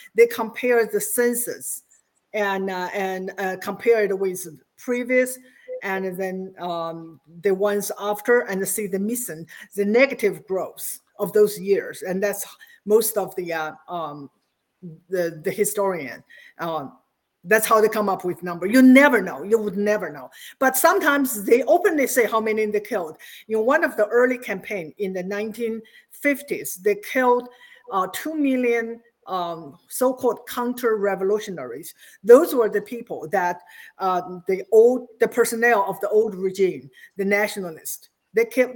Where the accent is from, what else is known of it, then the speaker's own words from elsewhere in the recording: China; moved away as an adult; now in United States; I was born in Mao's China, and I spent my first 26 years there